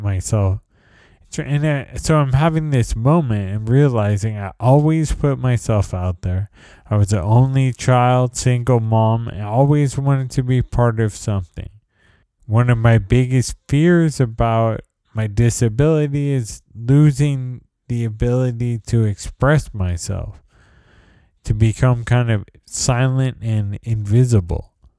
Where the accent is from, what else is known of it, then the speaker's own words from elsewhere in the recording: San Jose, California, United States; moved away as an adult; also born or lived in New York City, United States; now in San Leandro, United States; I moved back to San Jose in 2012